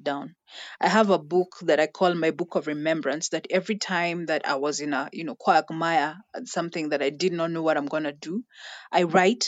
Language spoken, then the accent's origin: English; Kenya